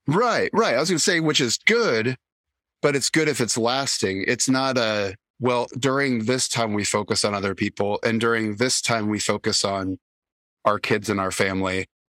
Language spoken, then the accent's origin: English; Indianapolis, Indiana, United States; moved away; growing up in Indianapolis